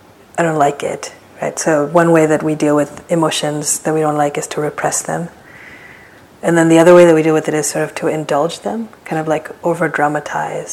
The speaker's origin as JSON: {"language": "English", "region": "East Coast", "country": "United States", "tie": "born or raised there", "moved": "yes", "lives_now": "San Francisco, United States", "said": "I remember this from like growing up in the East Coast"}